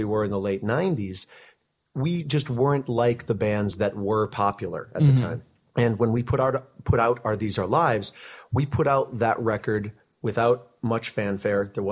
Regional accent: Connecticut, United States; moved away as an adult; now in Seattle, United States; I grew up in Connecticut on the East Coast

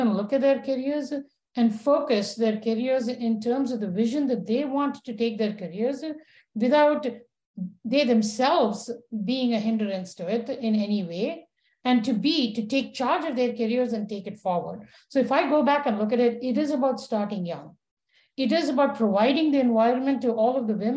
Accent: India; moved away; growing up in India as a girl

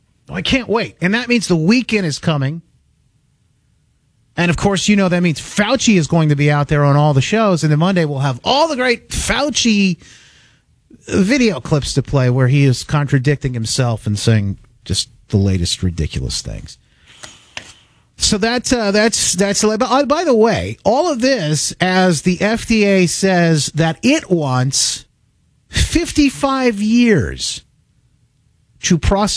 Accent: Grand Rapids, Michigan, United States; I am from Grand Rapids, Michigan, high atop the thriving metropolis

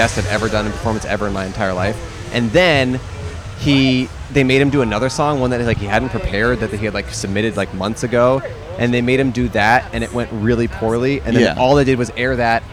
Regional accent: California, United States; now in Los Angeles, United States; I'm from California originally

